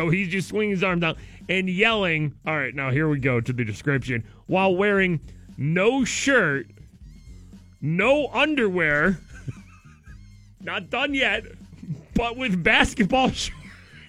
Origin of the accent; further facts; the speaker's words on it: Idaho, United States; I'm from Idaho, and that's what people in the West eat instead of ketchup.